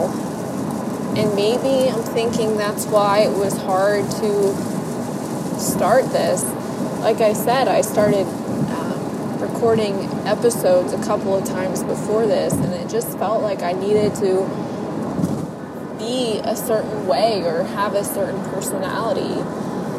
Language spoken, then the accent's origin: English; Ohio, United States; Ohio, which is my home state